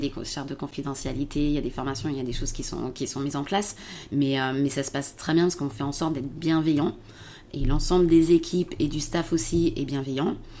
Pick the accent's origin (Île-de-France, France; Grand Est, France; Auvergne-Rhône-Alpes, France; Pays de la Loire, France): Auvergne-Rhône-Alpes, France; around Lyon; also born or lived in Paris; je suis revenue en fait dans ma région d'origine, aux alentours de, aux alentours de Lyon